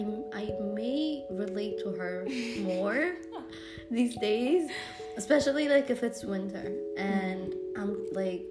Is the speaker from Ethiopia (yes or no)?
yes; Addis Ababa, Ethiopia; now in Finland; I was growing up in Addis